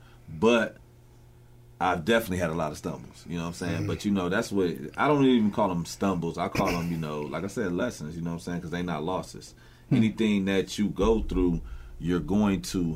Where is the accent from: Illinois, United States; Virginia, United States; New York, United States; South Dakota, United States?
Illinois, United States; Peoria; I'm born and raised on the South End of Peoria